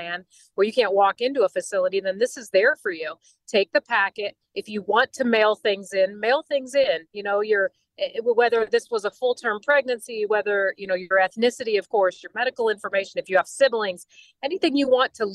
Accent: Indiana, United States; I'm from Indiana. My husband is the mayor of our city

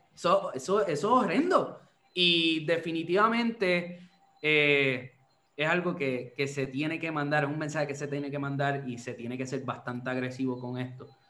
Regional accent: Puerto Rico

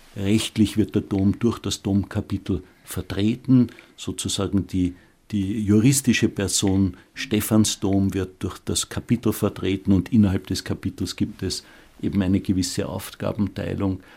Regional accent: Austria; unser Land Österreich

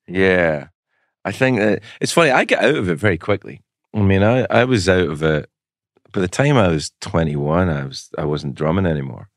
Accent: Glasgow, Scotland, United Kingdom; 'cause I'm from Glasgow

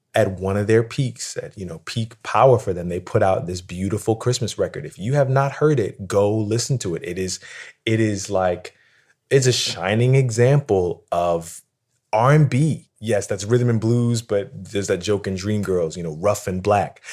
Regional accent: Philadelphia, Pennsylvania, United States; I grew up in Philadelphia

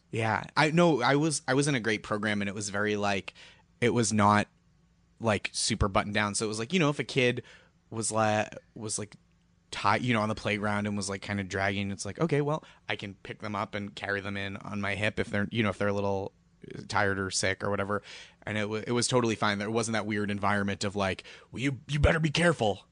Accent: Boston, Massachusetts, United States; moved away; I'm from Boston

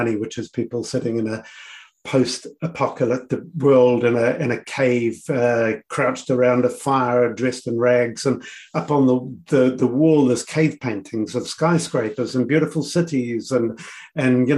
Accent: New Zealand; moved away as an adult; also born or lived in Samoa / United States / United Kingdom; I was always a Kiwi who was enjoying global work, because it was working on a stage that I couldn't do in New Zealand, but very much a Kiwi.

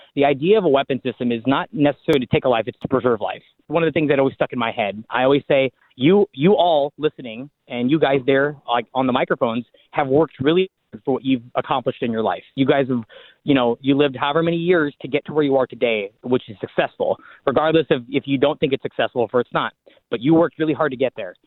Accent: Washington, United States; I'm from Washington State.

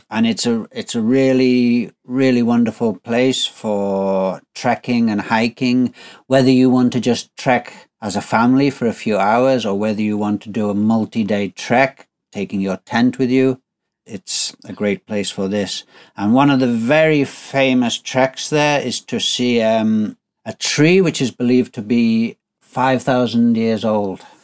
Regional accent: United Kingdom; now in Kyushu, Japan; as a Brit

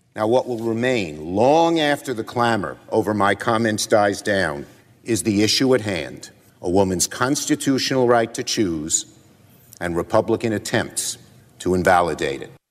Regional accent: New York City, New York, United States; I'm from Brooklyn. We speak in strong language

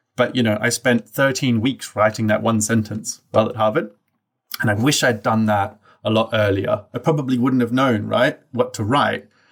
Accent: Brisbane, Queensland, Australia; I grew up in Australia, in a place that the locals like to refer to as Bris Vegas.

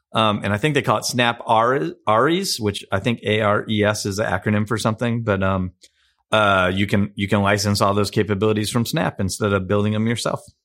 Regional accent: Chicago, Illinois, United States; my hometown of Chicago

